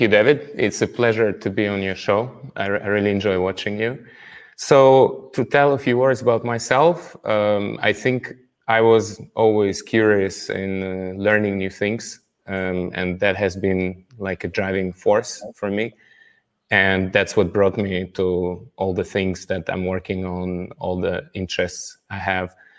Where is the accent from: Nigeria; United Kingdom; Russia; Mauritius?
Russia; moved away as an adult; now in Paris, France; I'm from Russia